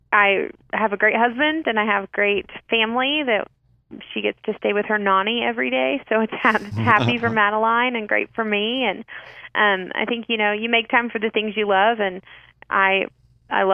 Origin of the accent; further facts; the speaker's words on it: Amarillo, Texas, United States; That's in my hometown of Amarillo. I grew up here.